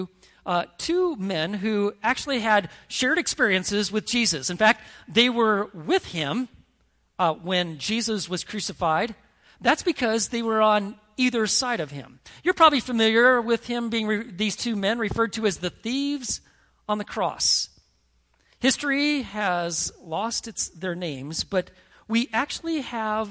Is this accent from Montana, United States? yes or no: yes; Montana, United States; When I was a kid growing up in Montana